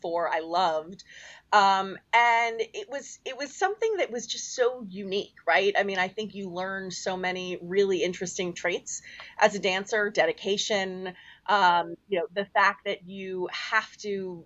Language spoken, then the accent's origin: English; New York City, New York, United States; I am a born and bred New Yorker. I'm one of the few, I think, that can say that. I grew up down in the West Village